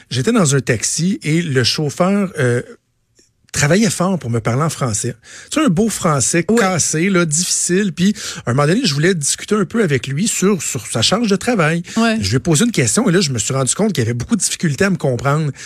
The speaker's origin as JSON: {"language": "French", "town": "Montreal", "region": "Quebec", "country": "Canada", "tie": "born or raised there", "also_born_or_lived": "Laval", "moved": "as an adult", "lives_now": "Quebec City, Canada", "said": "ma famille est dans le coin de Laval, j'ai grandi, je suis né à Montréal, j'ai étudié à l'UCAM. Mais bon, depuis 15 ans, je vis à Québec"}